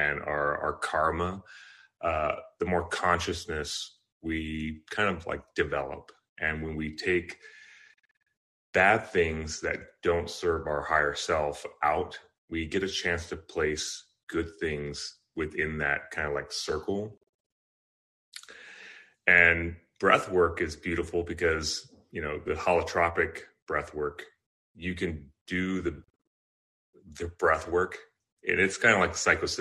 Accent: Kailua, Hawaii, United States; also born or lived in Southern California; I was born in California, Southern California, but I was predominantly raised in Hawaii, in Kailua on the island of Oahu.

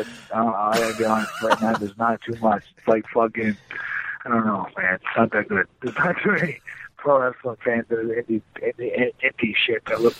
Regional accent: New York, United States; moved away; also born or lived in Michigan; I'm from New York

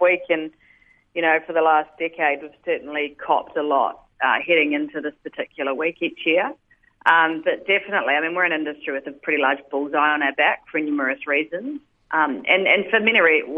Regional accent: New Zealand; now in Sydney, Australia; I'm originally a Kiwi

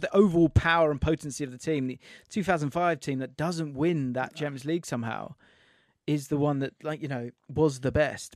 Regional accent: England, United Kingdom; I'm English

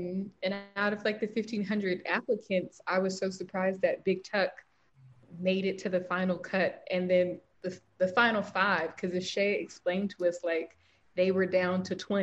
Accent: the South, United States; accent: Southern

